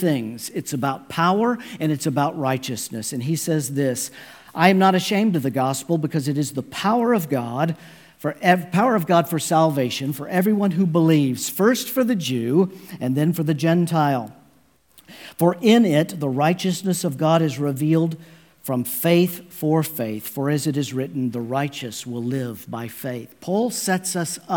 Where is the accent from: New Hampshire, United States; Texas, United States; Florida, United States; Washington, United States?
Texas, United States; Dallas; I am a native Texan, born and raised in the Dallas area